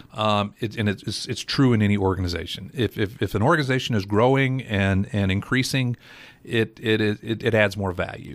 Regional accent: Johnson City, Tennessee, United States; moved away as an adult; also born or lived in Nashville; I grew up in Johnson City, uh, graduated Science Hill, uh, went to E T S U

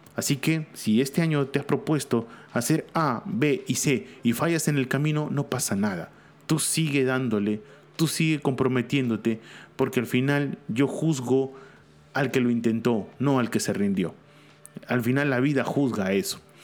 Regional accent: Peru; aquí en mi país, en Perú

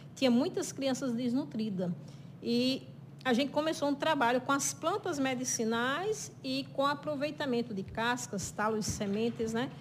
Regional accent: São João do Rio do Peixe, Paraíba, Brazil; now in Sousa, Brazil; Eu sou natural de São João do Rio do Peixe, moro em Souza

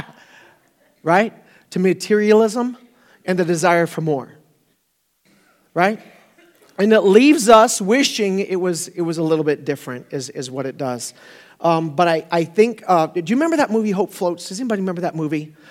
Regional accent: Florida, United States; I grew up in Florida, so I've been through a, a few hurricanes

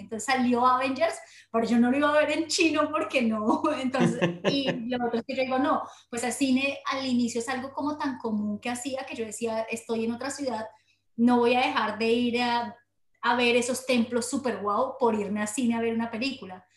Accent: Colombia; moved away as an adult; Soy colombiana, nata, nacida en colombiana, pero mi corazón realmente pertenece al mundo entero, o sea, nací para recorrer el mundo y entonces eh, nata en Colombia

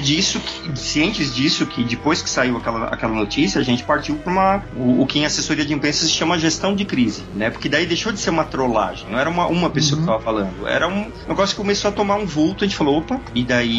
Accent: São Paulo, Brazil; Eu sou de São Paulo

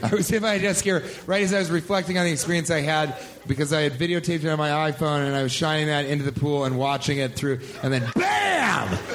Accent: Colorado, United States; I grew up in Colorado, in the plains of Colorado

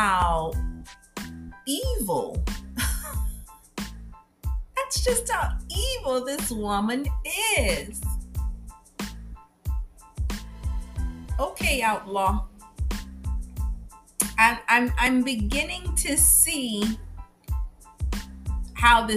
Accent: 3rd largest city in Louisiana, United States; It's the 3rd largest city in Louisiana. And where my husband's from can't compete with, you know, what my hometown has to offer

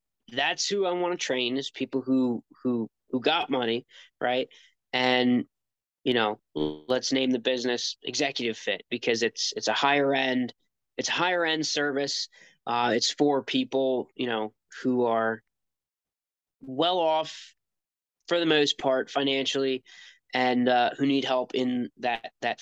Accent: United States; I'm American and I take pride in being an American

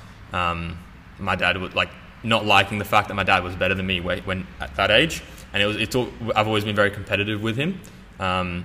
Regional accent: Australia; accent: Australian; also born or lived in England; I moved to Australia with my parents and my sister when I was 7. That's why I have an Australian accent

